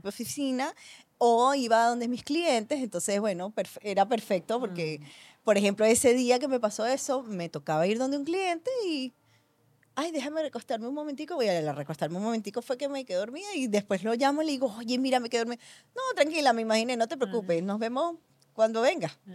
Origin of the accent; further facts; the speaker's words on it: Venezuela; yo que nací, que crecí en Venezuela